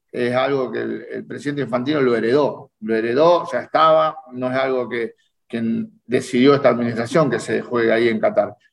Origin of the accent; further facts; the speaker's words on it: Rosario, Santa Fe, Argentina; yo soy de Rosario, de Rosario, criado en Rosario, nacido en el barrio de Arroyito.